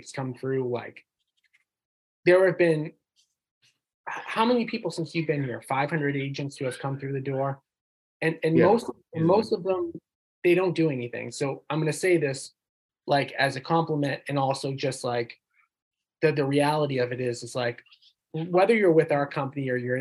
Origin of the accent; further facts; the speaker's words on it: North Shore, Massachusetts, United States; we both know we grew up in the North Shore